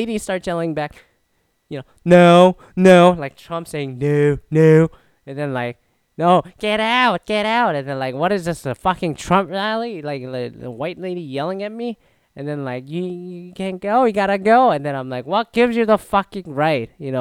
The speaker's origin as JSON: {"language": "English", "town": "Toronto", "region": "Ontario", "country": "Canada", "said": "I'm from Toronto area"}